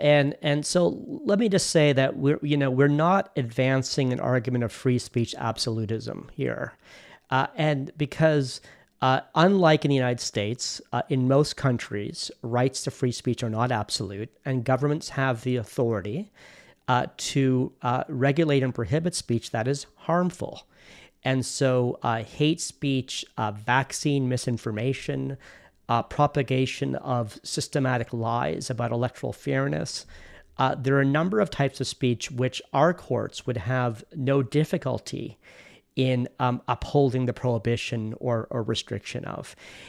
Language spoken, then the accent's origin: English; Canada; And so why that's surprising is that we're Canadian.